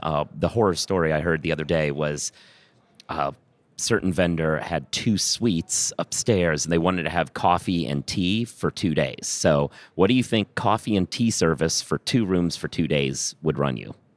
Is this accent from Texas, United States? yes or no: no; Minneapolis, Minnesota, United States; also born or lived in Iowa; now in New York, United States; I was born in Minneapolis